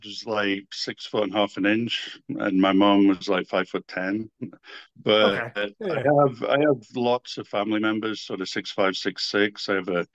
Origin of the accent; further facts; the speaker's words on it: Hambleton, North West England, United Kingdom; also born or lived in Blackpool; Where I grew up, I was born in Blackpool, but I actually lived more in the countryside in a small village called Hambleton, about 8 miles away from Blackpool